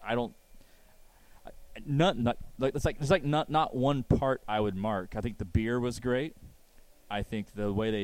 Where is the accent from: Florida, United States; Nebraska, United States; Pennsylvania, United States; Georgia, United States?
Florida, United States; If I wasn't from Florida as a natural Floridian